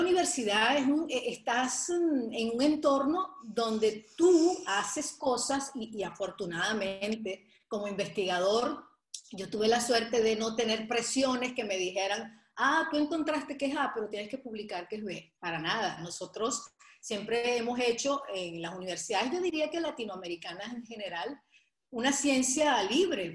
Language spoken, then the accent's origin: Spanish; Venezuela; moved away as an adult; also born or lived in Portugal / Nantes, France / Madrid, Spain; now in Weston, United States; nací en Venezuela, a los tres años me fui a Portugal, nos fuimos a Portugal, y luego a los diez años regreso a Venezuela